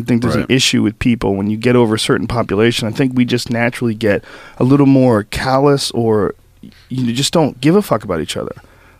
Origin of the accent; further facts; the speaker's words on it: Newton, Massachusetts, United States; also born or lived in New Jersey / San Francisco / Florida / New York; Newton. Well, that's where I went to high school. Right. I was born in New Jersey. I grew up kind of all over the country.